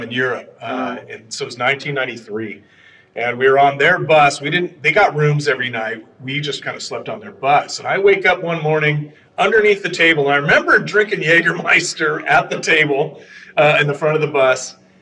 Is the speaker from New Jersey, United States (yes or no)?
no; Garden Grove, California, United States; also born or lived in Los Angeles, California; now in Sunset Beach, United States; My parents moved to Garden Grove when I was and 18 months old. So okay. I grew up in Garden